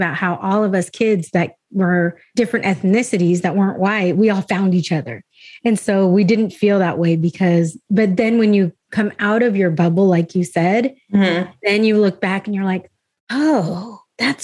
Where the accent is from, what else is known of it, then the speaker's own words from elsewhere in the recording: Escondido, California, United States; I grew up in Escondido